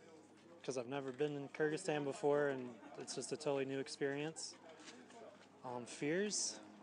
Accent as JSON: {"language": "English", "town": "San Francisco", "region": "California", "country": "United States", "said": "I'm from San Francisco, California, in the United States."}